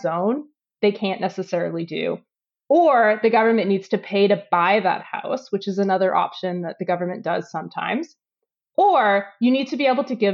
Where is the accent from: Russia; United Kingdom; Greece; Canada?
Canada; Edmonton, Alberta; growing up in Edmonton